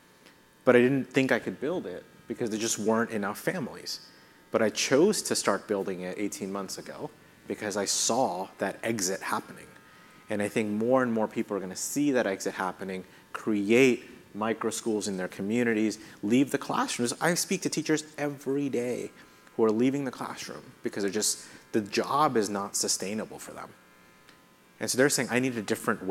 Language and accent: English; India; now in United States; I grew up in India